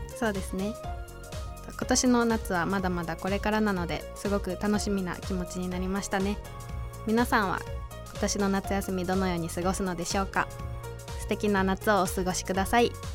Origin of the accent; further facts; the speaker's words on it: Osaka, Japan; 私大阪出身なので